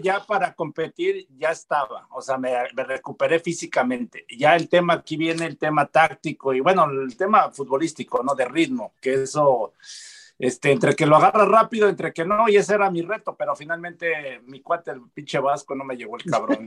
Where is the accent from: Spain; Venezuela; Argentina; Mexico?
Mexico